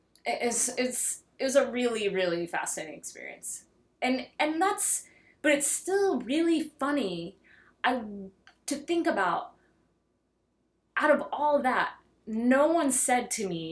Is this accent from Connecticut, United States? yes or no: no; Texarkana, Texas, United States; growing up in Texarkana, Texas